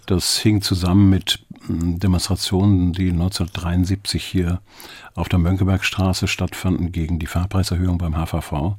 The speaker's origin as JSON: {"language": "German", "town": "Schwarzenbek", "region": "Schleswig-Holstein", "country": "Germany", "tie": "born or raised there", "also_born_or_lived": "Geesthacht / Hamburg", "said": "ich bin dann in Schwarzenberg zur Schule gegangen und von dort aus dann als Fahrschüler äh, zum Gymnasium in Geestacht."}